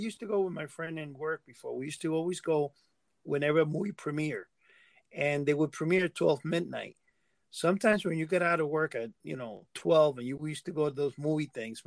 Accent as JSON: {"language": "English", "town": "New York City", "region": "New York", "country": "United States", "tie": "born or raised there", "said": "I grew up in Manhattan"}